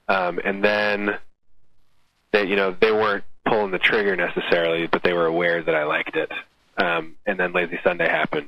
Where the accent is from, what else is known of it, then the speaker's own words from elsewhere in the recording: the Bay Area, California, United States; We're from the Bay Area